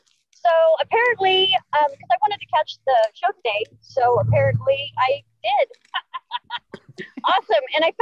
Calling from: Phoenix, Arizona, United States; I'm in Phoenix.

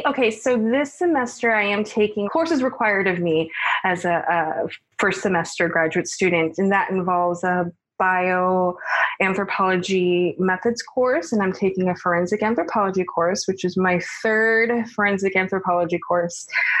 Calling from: Atlanta, Georgia, United States; I'm calling from Atlanta, Georgia.

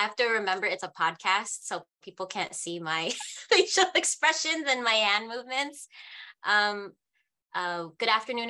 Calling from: San Francisco, California, United States; I'm dialing in from Yalamu Ramatushaloni territory, forcibly known as San Francisco, California.

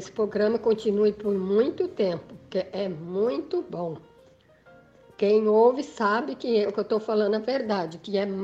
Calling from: Taubaté, São Paulo, Brazil; Ô, Tatiane … sou aqui de Taubaté. Eu escuto seu programa todos os sábados, não perco.

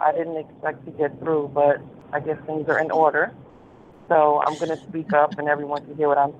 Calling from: New York City, New York, United States; I'm calling from New York City.

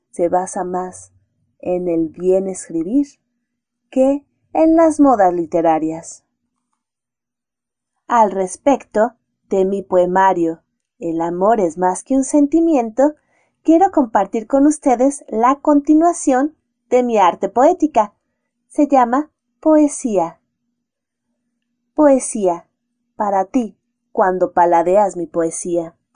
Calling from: Mexico City, Mexico; desde la Ciudad de México, y nos escuchamos próximamente.

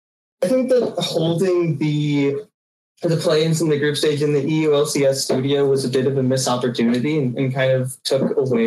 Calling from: Toronto, Ontario, Canada; I'm calling from Toronto, Ontario.

